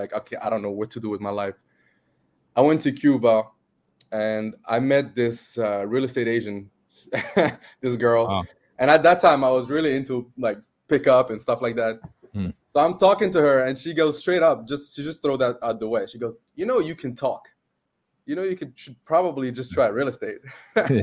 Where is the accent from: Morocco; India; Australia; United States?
Morocco; moved away as an adult; now in Canada; I'm from Morocco. I immigrated to Canada at 18.